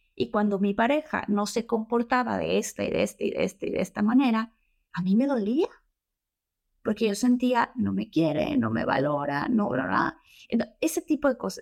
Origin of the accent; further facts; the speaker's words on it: Tabasco, Mexico; moved away; also born or lived in Mexico City; soy de Tabasco.